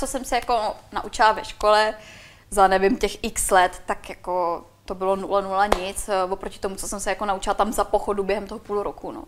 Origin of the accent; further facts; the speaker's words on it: Czechia; accent: Czech; byla jsem tam já jediná Češka